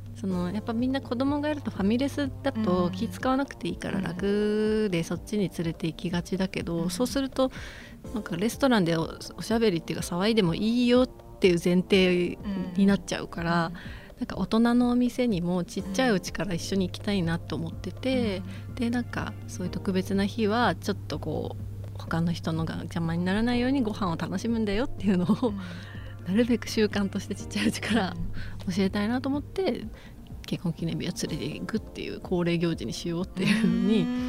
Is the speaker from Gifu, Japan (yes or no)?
yes; Gifu, Japan; 私は岐阜出身なんですけど